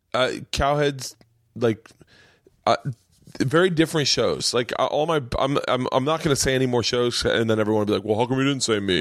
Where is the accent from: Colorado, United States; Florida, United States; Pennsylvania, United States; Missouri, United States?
Florida, United States; Tampa; moved away; also born or lived in New York; I grew up in Tampa